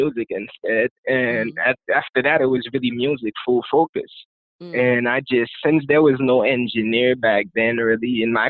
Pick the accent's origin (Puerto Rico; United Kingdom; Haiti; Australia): Haiti; first language Haitian Creole; English is a second language; now in United States; I was raised and I grew up in Haiti.